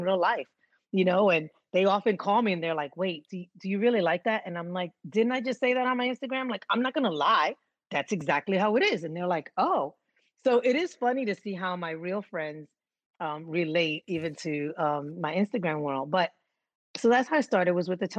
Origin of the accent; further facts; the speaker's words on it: New York City, New York, United States; growing up in New York, and so I grew up in the Bronx